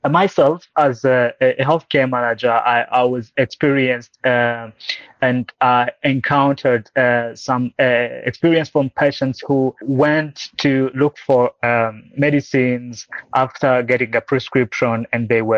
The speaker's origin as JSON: {"language": "English", "country": "Burundi", "tie": "born or raised there", "moved": "yes", "lives_now": "Rwanda", "said": "I'm based in Rwanda nowadays. I was born and raised in Burundi"}